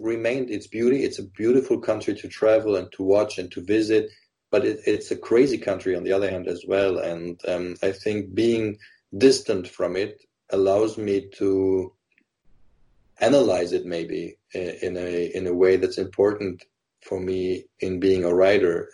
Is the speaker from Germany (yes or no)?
yes; Germany; I grew up in Germany. I was half German, half Lebanese.